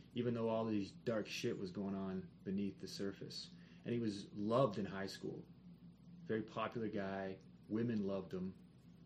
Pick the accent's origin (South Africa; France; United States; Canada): Canada; Kitchener-Waterloo, Ontario; Waterloo, my hometown, Kitchener-Waterloo